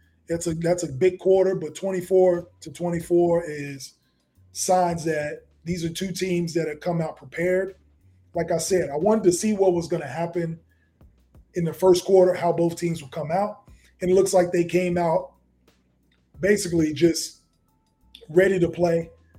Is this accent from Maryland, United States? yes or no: no; Chicago, Illinois, United States; So I'm from Chicago, if you didn't notice, in the background.